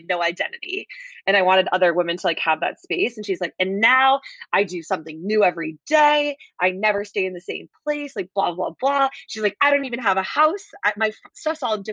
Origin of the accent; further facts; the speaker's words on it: Connecticut, United States; moved away as an adult; also born or lived in Boston; now in North Carolina, United States; I grew up in Connecticut